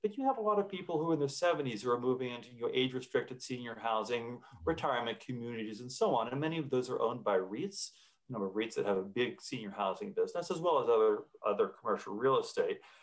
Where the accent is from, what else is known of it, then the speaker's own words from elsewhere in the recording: United States; as an American